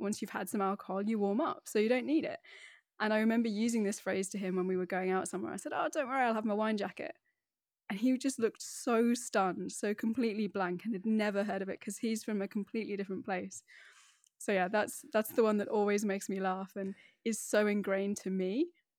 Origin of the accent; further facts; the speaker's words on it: Middlesbrough, North East England, United Kingdom; accent: BBC voice; So despite the accent, which I have spent years honing to be my BBC voice, I'm actually from the Northeast. So I'm from a kind of steel industrial town on the northeast coast called Middlesbrough